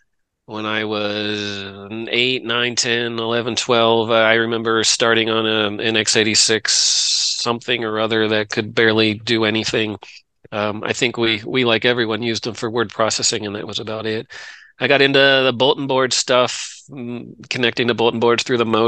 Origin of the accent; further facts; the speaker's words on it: Delaware, United States; moved away as an adult; also born or lived in Virginia; now in Texas, United States; I grew up in Delaware